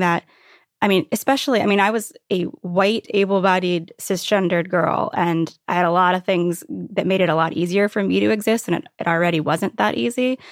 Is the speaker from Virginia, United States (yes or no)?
yes; Virginia Beach, Virginia, United States; also born or lived in Brooklyn / Catskills; now in Upstate New York, United States; I grew up in Virginia Beach